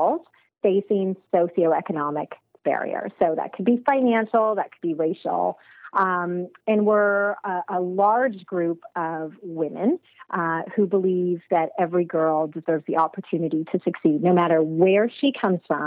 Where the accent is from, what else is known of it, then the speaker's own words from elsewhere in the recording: Toronto, Ontario, Canada; also born or lived in United Kingdom; I'm born and raised in Toronto, but for school, I went to the UK